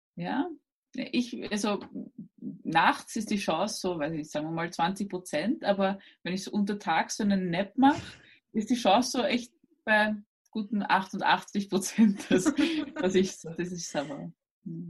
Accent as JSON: {"language": "German", "region": "Burgenland", "country": "Austria", "tie": "born or raised there", "said": "Ich bin äh, aus Österreich und zwar aus dem Burgenland"}